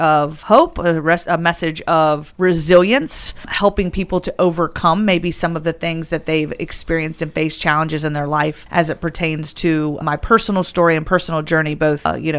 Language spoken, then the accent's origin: English; Roanoke, Virginia, United States; I grew up in Roanoke, Virginia.